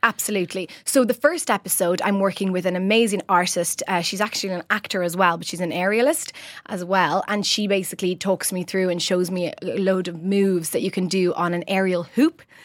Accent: Rome, Lazio, Italy; moved away as an adult; now in Ireland; I grew up in the centre of Roman Trastevere, a lovely area

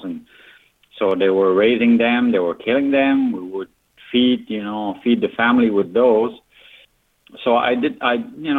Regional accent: Magdalen Islands, Quebec, Canada; I'm from Magdalen Island.

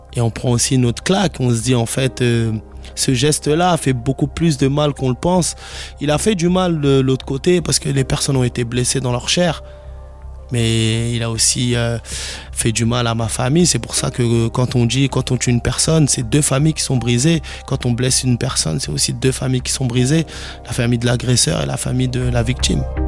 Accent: Garges-lès-Gonesse, Île-de-France, France; j'ai 32 ans. J'ai grandi ici, à Garges-les-Gonesses

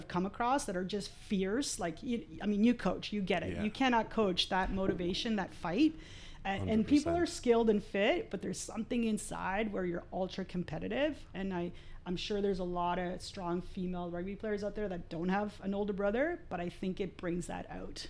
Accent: Montreal, Quebec, Canada; also born or lived in Argentina; I grew up in Montreal, so when I left Argentina we lived in Montreal for a while

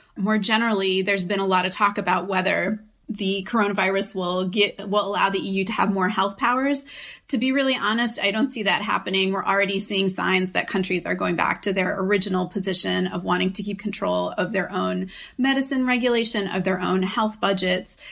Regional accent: United States; moved away as an adult; now in Europe; I'm an American living in Europe.

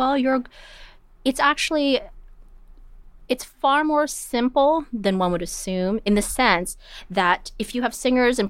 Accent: Toronto, Ontario, Canada; also born or lived in Winnipeg; And I grew up in Canada. {S2} Whereabouts? {S3} I was born in Winnipeg

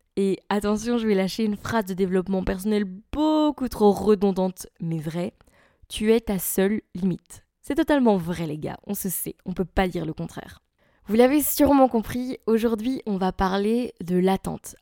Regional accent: Belgium; je suis belge

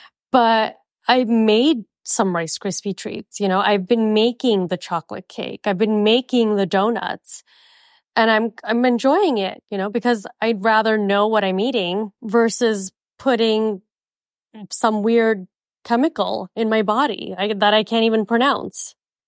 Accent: Mumbai, Maharashtra, India; And I'm from Mumbai, you know, and my parents, they go multiple times a year.

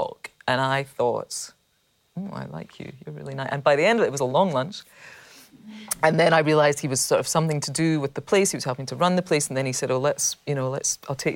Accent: Scotland, United Kingdom; being Scottish

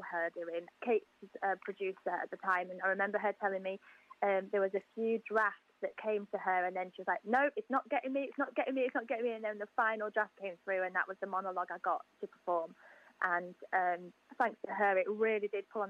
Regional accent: Yorkshire and the Humber, United Kingdom; moved away as an adult; now in South of England, United Kingdom; I'm from Yorkshire, but I now live with my partner, and we live down south now.

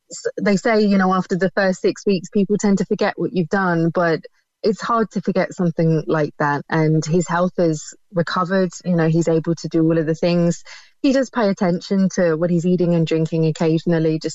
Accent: United Kingdom; now in Ireland; you can probably tell from my accent, I'm from the UK

